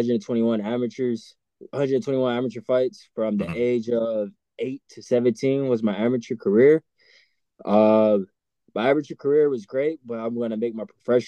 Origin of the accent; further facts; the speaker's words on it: Los Angeles, California, United States; You failed to mention, I ain't just from California. I'm from LA. I'm from Los Angeles